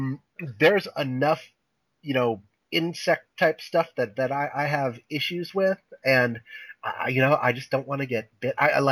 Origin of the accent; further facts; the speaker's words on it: Japan; I grew up in Japan and as you guys all know, and over there they have a lot of mosquitoes